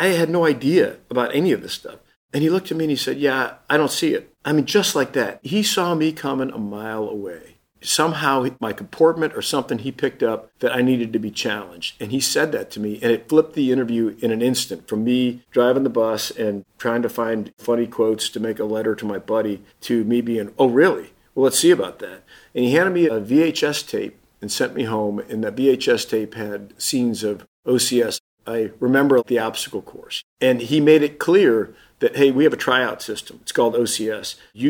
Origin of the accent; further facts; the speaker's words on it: Fort Polk, Louisiana, United States; born there; even though I was born in Fort Polk, Louisiana. My dad was in the Army.